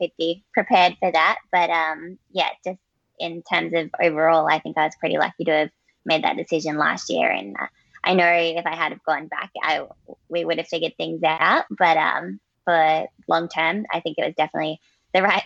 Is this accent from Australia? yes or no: yes; Australia; I'm lucky with being Australian.